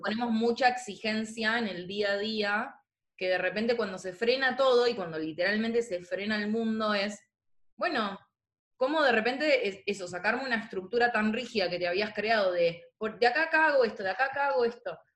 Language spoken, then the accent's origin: Spanish; Argentina; como argentinos